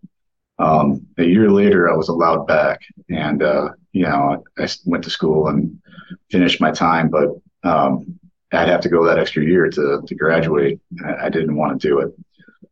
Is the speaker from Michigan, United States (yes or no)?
yes; Oakland County, Michigan, United States; I was born and raised in Oakland County, Michigan, right on the border of Oakland and Macomb